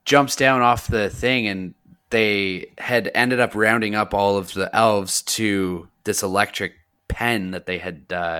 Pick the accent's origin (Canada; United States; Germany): Canada; we're from Canada